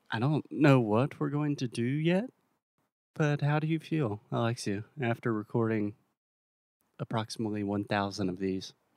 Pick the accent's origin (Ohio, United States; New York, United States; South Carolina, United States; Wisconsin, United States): South Carolina, United States; now in Portugal; my home state of South Carolina